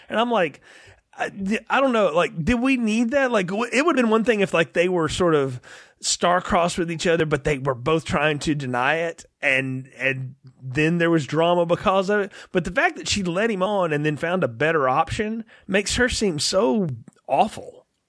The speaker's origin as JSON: {"language": "English", "country": "United States", "tie": "born or raised there", "said": "I grew up in America"}